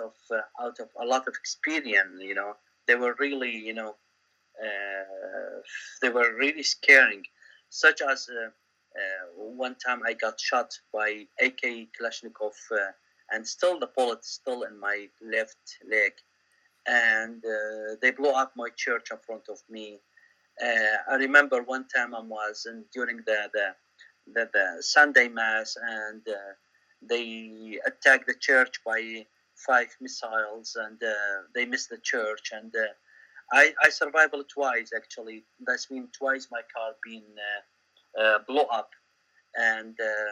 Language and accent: English; Baghdad, Baghdad Governorate, Iraq; moved away as an adult; now in Auckland, New Zealand; I born in Baghdad. I grew up in Baghdad. I went to primary, secondary school in Baghdad